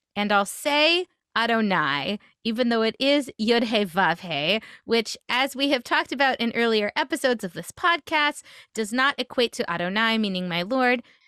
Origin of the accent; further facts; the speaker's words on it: Memphis, Tennessee, United States; I grew up in Memphis, Tennessee